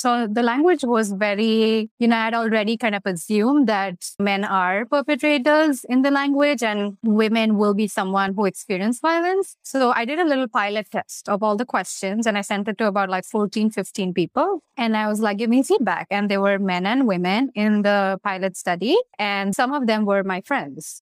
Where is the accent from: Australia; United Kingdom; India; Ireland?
India; moved away; I'm obviously from India, so growing up in the South Asian community